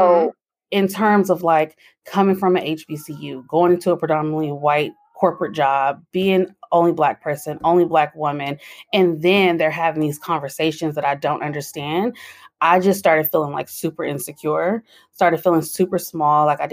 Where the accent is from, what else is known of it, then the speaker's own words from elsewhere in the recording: San Francisco Bay Area, California, United States; I'm from the San Francisco Bay Area